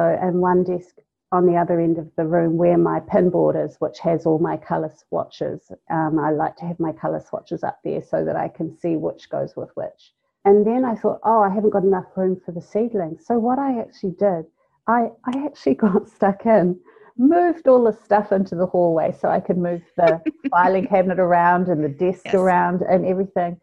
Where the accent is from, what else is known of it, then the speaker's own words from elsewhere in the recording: North Island, New Zealand; now in South Island, New Zealand; I'm from the North Island